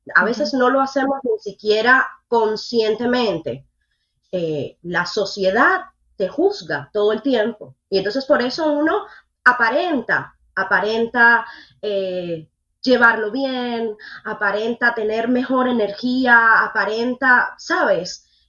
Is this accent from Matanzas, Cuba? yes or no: yes; Matanzas, Cuba; now in Miami, United States; yo no soy habanera, yo soy matancera, yo soy del campo